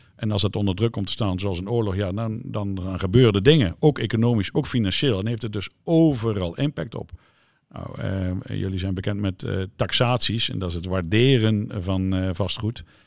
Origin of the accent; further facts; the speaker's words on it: Zeelandic Flanders, Netherlands; waar ik vandaan kom, Zeeuws Vlaanderen